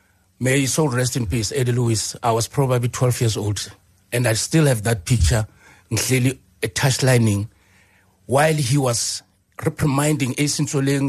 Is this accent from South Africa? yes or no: yes; South Africa; we're no longer South African. We're South African European.